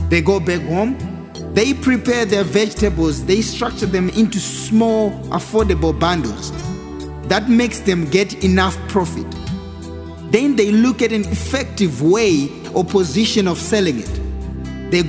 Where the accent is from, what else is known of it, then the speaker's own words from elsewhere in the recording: Harare, Zimbabwe; I grew up in Harare, and apparently, in most townships, there's a lot of vendors.